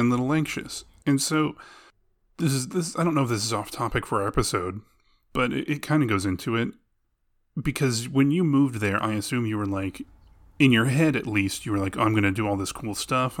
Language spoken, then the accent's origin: English; Arlington, Texas, United States; we grew up in Arlington, Texas, which is smack dab in between Dallas and Fort Worth